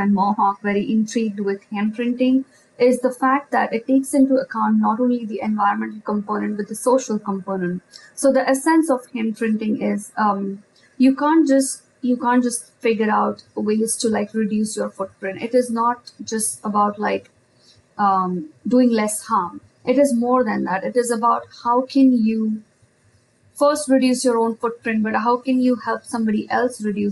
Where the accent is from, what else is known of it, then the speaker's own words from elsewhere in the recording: India; moved away; when I grew up in India, and especially as I studied architecture